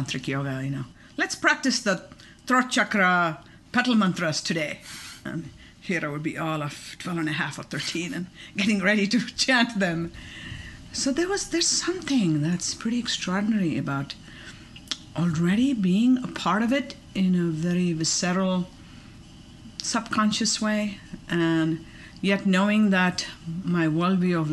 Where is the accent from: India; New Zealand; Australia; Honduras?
India; Bangalore, Karnataka; also born or lived in Mysore, India / Fort Collins, Colorado; now in Boulder, United States; family I was raised in Bangalore and Mysore, was a yogic family.